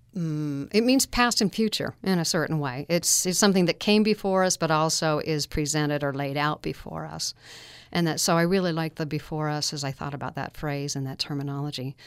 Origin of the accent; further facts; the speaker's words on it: Alpine, Utah, United States; I grew up in Alpine